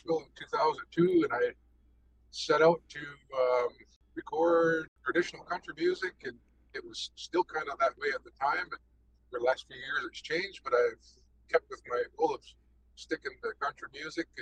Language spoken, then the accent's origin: English; Six Nations of the Grand River, Ontario, Canada; I'm Mohawk, Bear Clan from Six Nations, Ontario. I grew up on Six Nations at my grandparents' farm